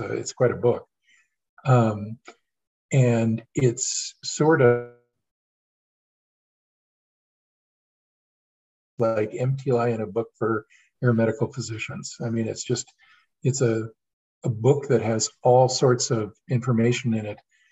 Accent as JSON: {"language": "English", "town": "Sheridan", "region": "Wyoming", "country": "United States", "tie": "born or raised there", "moved": "yes", "lives_now": "Salt Lake City, United States", "said": "When I was about 6 months old, we moved to Sheridan, Wyoming, and I grew up in Sheridan"}